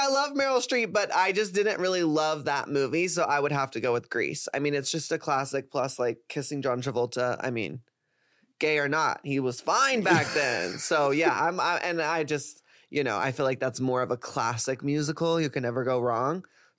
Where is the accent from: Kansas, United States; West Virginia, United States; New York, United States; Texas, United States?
Texas, United States; I am from Texas after all